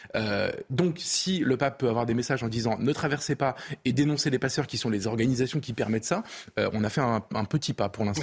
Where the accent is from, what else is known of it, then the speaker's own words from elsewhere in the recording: France; en tant que Français